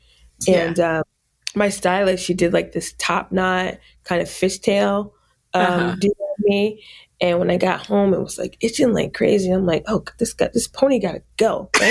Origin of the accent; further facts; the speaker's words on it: New York, United States; also born or lived in Fort Knox, Kentucky / Germany; So I was born in Fort Knox, Kentucky. {S6} Wow. {S7} And, spent some time in Germany and was raised in upstate New York and went to school in upstate New York as well.